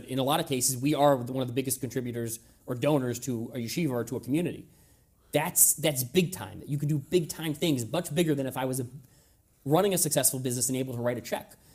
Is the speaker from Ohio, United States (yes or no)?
yes; Ohio, United States; I grew up in Ohio